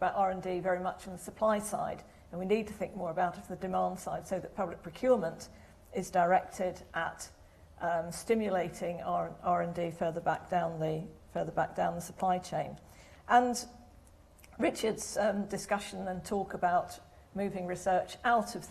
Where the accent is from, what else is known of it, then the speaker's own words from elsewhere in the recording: Stoke-on-Trent, West Midlands, United Kingdom; moved away; every time I go back to my hometown, which most of you will know is Stoke-on-Trent